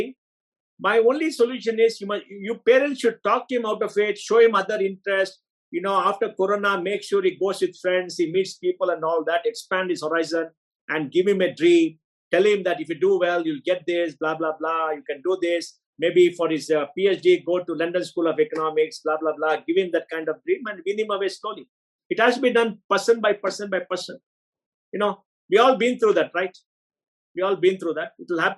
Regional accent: Bangalore, Karnataka, India; I'm an Indian. I'm a South Indian. I'm a Kannadiga. I'm a Bangalorean. I'm a Konkani.

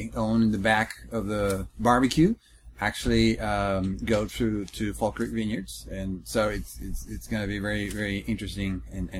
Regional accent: Chile; moved away as an adult; now in Texas, United States; I come from Chile, the country in South America. I arrived last year

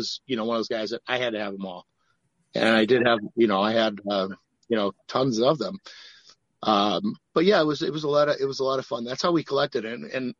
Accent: Milwaukee, Wisconsin, United States; growing up in Milwaukee like I did

